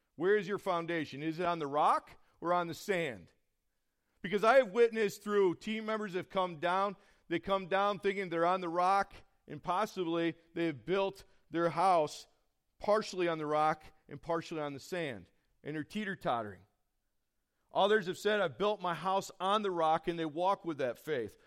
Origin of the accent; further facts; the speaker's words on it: Horseheads, New York, United States; I'm from the Horseheads area.